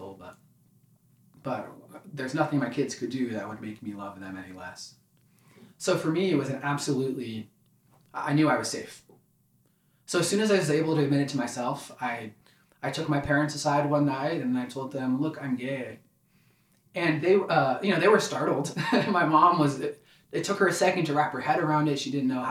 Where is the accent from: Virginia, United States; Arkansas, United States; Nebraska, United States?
Virginia, United States; Ashburn; I grew up in Ashburn, Virginia